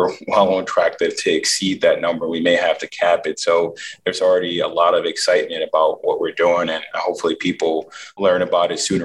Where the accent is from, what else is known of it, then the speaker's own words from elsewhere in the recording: Philadelphia, Pennsylvania, United States; I'm really excited about just doing it in front of Philadelphia. I'm a proud Philly boy